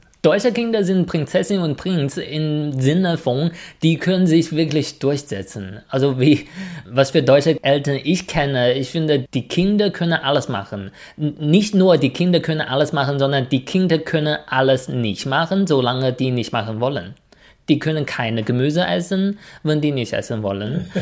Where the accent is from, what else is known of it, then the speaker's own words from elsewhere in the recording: China; moved away; als ich ein Kind war, haben wir so in, äh, ein Hutong gewohnt, also eine Gasse